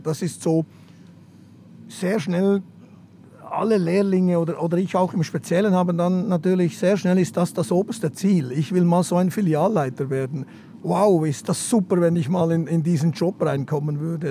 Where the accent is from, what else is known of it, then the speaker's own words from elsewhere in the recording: Bern, Switzerland; first language Swiss German; moved away as an adult; also born or lived in Zurich / Stuttgart / London; now in Berlin, Germany; Ich bin in der Stadt Bern aufgewachsen oder in einem Vorort der Stadt Bern, in, Muri, ganz, ganz korrekt gesagt.